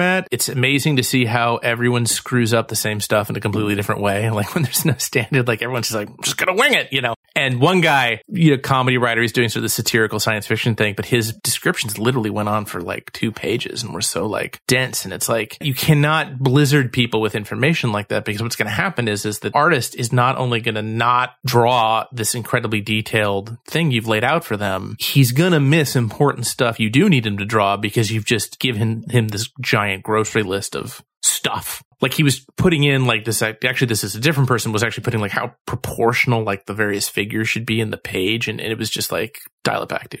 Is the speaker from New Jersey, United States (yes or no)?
no; Cleveland, Ohio, United States; I'm from Cleveland, like Harvey is